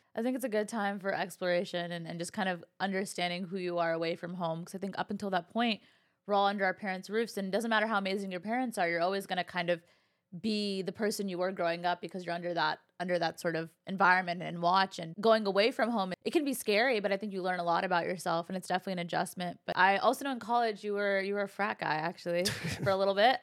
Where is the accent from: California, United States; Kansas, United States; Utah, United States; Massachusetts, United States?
California, United States; I've been born and raised in California